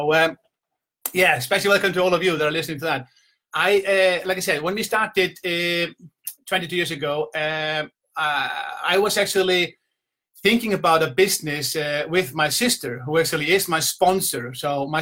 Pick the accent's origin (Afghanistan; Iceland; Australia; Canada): Iceland; moved away as an adult; also born or lived in south coast of England; now in England, United Kingdom; I'm from Iceland, but I'm now I'm living in the beautiful south coast of England